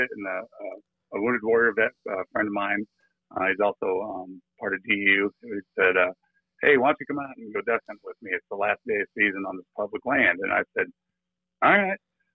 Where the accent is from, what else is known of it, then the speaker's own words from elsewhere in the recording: Illinois, United States; moved away as an adult; now in Florida, United States; We're originally from Illinois, along the Mississippi River